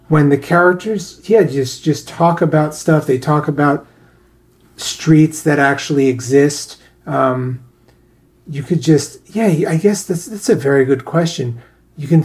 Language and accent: English; New York City, New York, United States; I grew up in New York